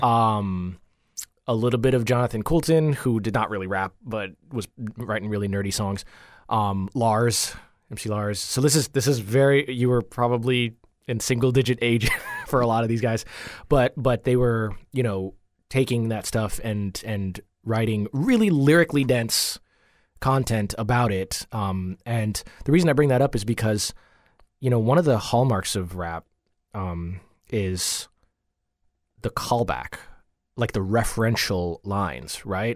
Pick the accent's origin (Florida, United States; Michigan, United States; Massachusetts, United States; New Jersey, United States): Florida, United States; Coral Springs; also born or lived in Jamaica; I grew up in Coral Springs.